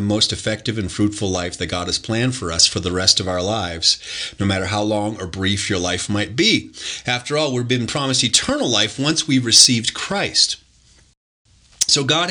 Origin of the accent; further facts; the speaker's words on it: Detroit, Michigan, United States; I'm a son of Detroit. I was born in Detroit, Michigan